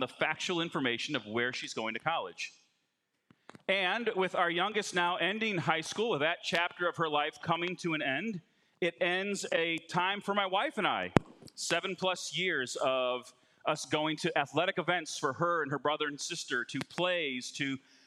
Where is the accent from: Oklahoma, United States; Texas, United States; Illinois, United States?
Illinois, United States; Chicago; I'm from Chicago